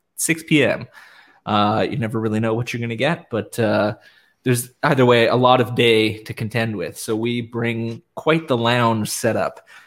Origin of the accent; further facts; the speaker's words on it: Canada; nice Canadian gentlemen